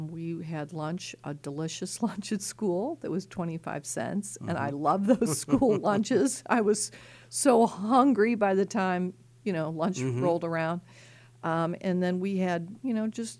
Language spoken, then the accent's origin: English; Missouri, United States; moved away as an adult; now in Pittsburgh, United States; I grew up in Missouri, went to the University of Missouri undergraduate and law school